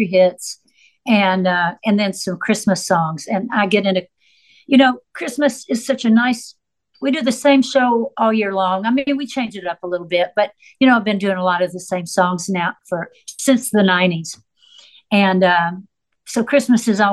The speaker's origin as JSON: {"language": "English", "town": "Nashville", "region": "Tennessee", "country": "United States", "tie": "born or raised there", "also_born_or_lived": "Florida", "said": "I grew up in Nashville in this incredible creative community"}